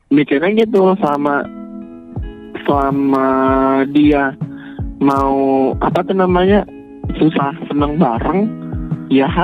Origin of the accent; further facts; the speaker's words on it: West Sumatra, Indonesia; saya orang Minang. Tulen orang Minang pure ayah ibu Minang